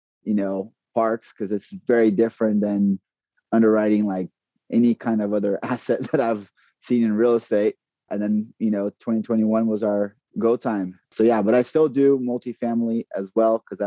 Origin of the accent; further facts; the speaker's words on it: Brazil; moved away as an adult; also born or lived in San Antonio; now in Texas, United States; I'm originally from Brazil, born and raised there.